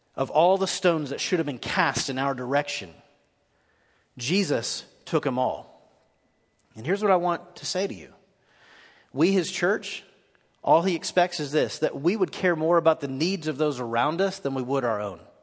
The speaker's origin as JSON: {"language": "English", "town": "Nashville", "region": "Tennessee", "country": "United States", "said": "I'm from East Nashville."}